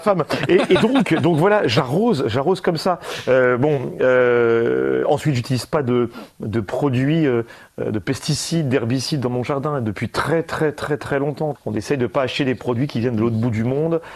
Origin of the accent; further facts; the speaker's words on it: Valence, Auvergne-Rhône-Alpes, France; Moi, en tant que euh, que Dromois Cardéchois, euh, je suis né ici, hmm. je suis né à Valence.